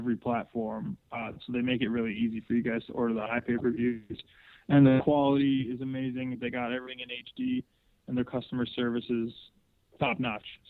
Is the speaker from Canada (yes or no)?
yes; Hamilton, Ontario, Canada; I'm in my hometown, Stoney Creek, Hamilton, Ontario